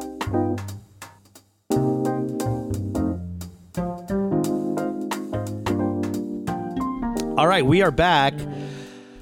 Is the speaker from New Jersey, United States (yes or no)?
no; New York, United States; accent: Korean American; Flushing girl; first language Korean; English is a second language